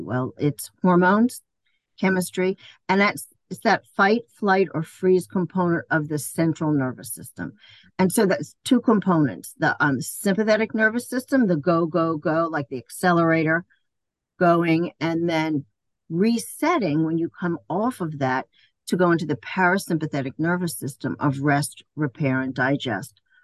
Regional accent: New York City, New York, United States; moved away; also born or lived in Ocala, Florida / Maryland; I was born and raised in Queens Village

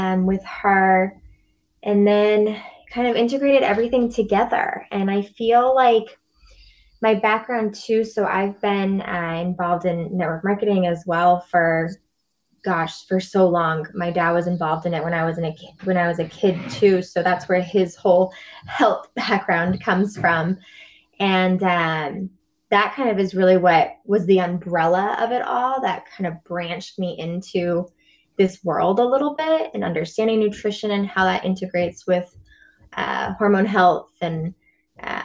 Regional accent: near Middleton, Massachusetts, United States; also born or lived in Salem, Massachusetts; yoga teacher training I did in Middleton, Massachusetts, so not far from my hometown. I'm in Salem, Mass

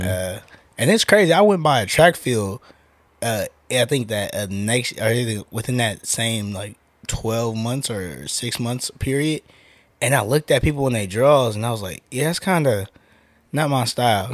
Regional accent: Oakland, California, United States; moved away as an adult; now in Las Vegas, United States; I'm from Oakland

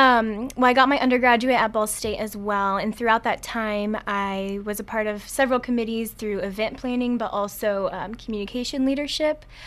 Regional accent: Monroe, Indiana, United States; also born or lived in Linn Grove, Indiana; I grew up in Monroe, and I currently live in Lynn Grove

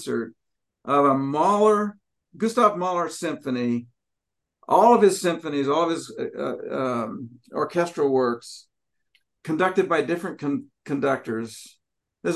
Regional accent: Washington, United States; I'm from Washington

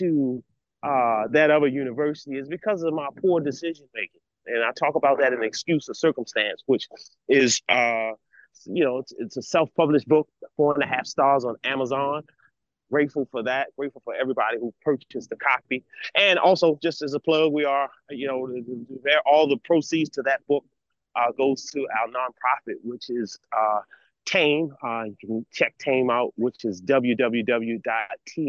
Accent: Baltimore, Maryland, United States; I'm born and raised in Baltimore City

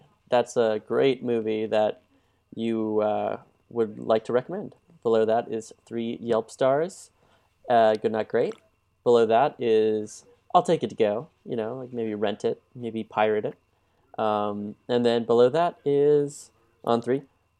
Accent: California, United States; Quentin and I come from California

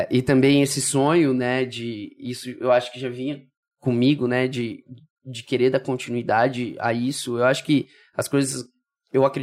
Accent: Brazil; also born or lived in São Paulo; Eu, eu sou do Brasil, né? E aí voltei pro Brasil.

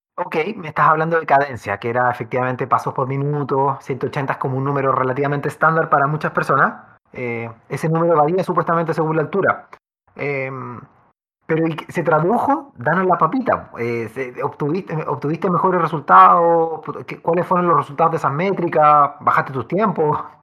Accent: Chile; en, nuestro maravilloso país, tan vertical y con valles tan angostos

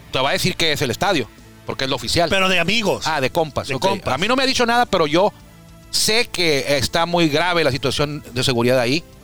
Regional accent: Tijuana, Baja California, Mexico; Yo soy de Tijuana.

